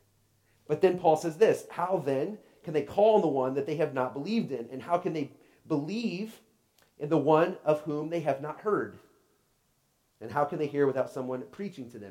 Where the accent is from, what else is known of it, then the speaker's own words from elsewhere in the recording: Oklahoma, United States; I grew up in Oklahoma